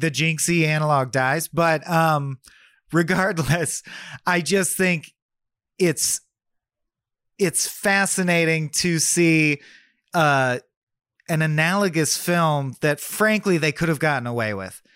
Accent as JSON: {"language": "English", "country": "United States", "said": "I'm American"}